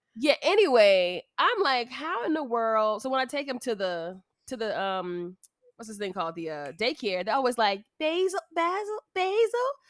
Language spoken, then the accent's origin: English; United States; I'm the American F